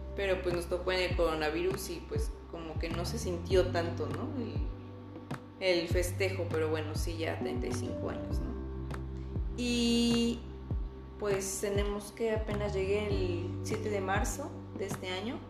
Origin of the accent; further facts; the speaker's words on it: Puebla, Mexico; moved away as an adult; also born or lived in Netherlands; now in Germany; tengo 34 años, soy poblana.